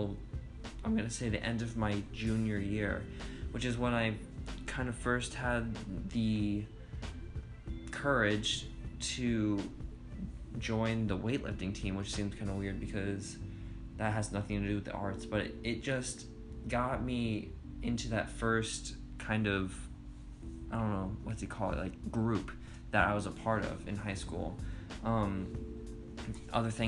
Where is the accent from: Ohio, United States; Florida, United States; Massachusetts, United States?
Florida, United States; Inverness; growing up in Inverness, Florida, always drawing, wanting to be an artist